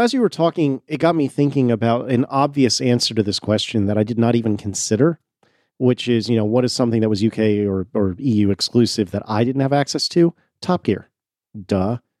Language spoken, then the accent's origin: English; United States; as an American